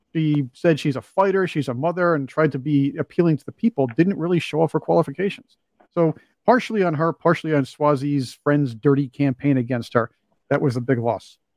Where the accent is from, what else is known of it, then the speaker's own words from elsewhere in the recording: New York, United States; I'm from New York